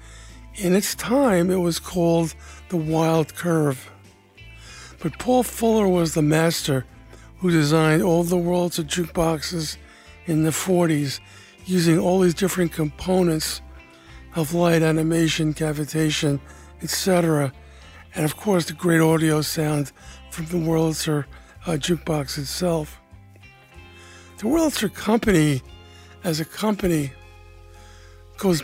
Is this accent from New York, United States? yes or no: yes; New York City, New York, United States; I grew up in the Northeast Bronx, New York, and I lived in an apartment house